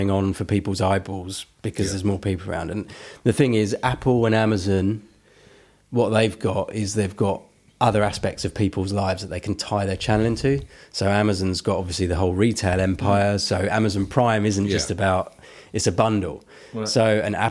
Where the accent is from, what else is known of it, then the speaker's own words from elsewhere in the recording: Benfleet, East of England, United Kingdom; I didn't grow up in Basildon, but I grew up in Benfleet, which is next door.